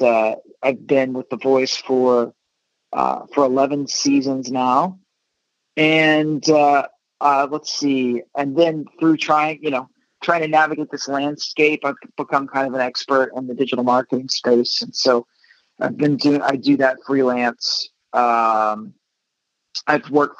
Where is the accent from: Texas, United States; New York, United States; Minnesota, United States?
Texas, United States; Dublin; also born or lived in Fort Worth, Texas; now in Los Angeles, United States; I'm from Dublin